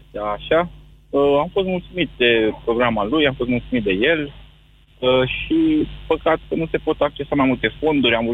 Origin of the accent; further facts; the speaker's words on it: Domnești, Ilfov, Romania; sunt din Ilfov, din Domnești.